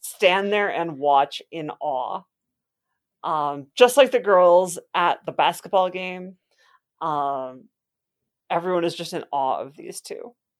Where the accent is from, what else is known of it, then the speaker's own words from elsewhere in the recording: Wisconsin, United States; I am from Wisconsin, where there is plenty of alcohol available to minors at all times